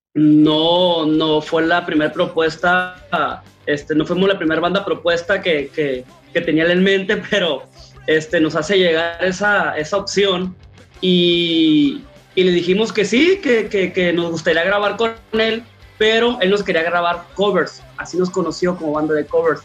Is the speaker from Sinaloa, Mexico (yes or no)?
yes; Culiacán, Sinaloa, Mexico; como buenos mexicanos o como buenos culichis